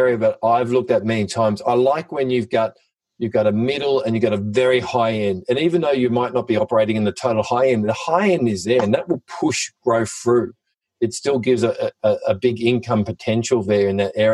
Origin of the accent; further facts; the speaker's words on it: Sydney, New South Wales, Australia; the Pittwater Shire where I grew up